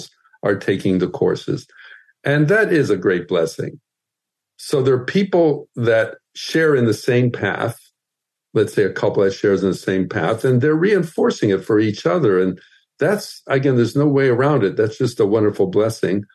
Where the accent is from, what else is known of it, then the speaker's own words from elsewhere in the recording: Midwest, United States; moved away; also born or lived in Southern California; I grew up in the Midwest